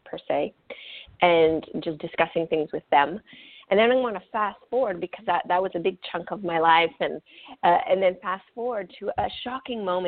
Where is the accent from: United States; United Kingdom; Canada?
Canada; central Canada; first language French; English is a second language; when I was about 3, my parents relocated to the central part of Canada, and we lived on Native reservations